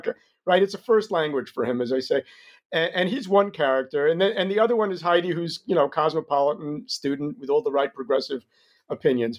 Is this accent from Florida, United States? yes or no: no; New York, United States; moved away as an adult; now in Israel; I grew up in New York